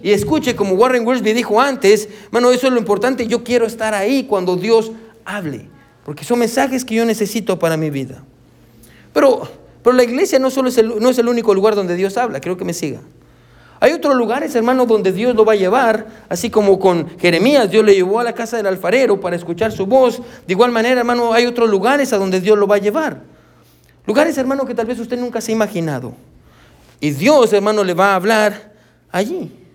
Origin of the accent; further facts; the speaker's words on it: Guatemala; now in United States; yo soy de Guatemala, y yo extraño Guatemala.